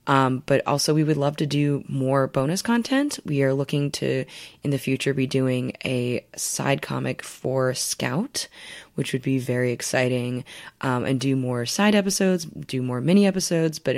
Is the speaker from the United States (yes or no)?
yes; Midwest, United States; And I'm from the Midwest. I smile and look people in the eye on the subway.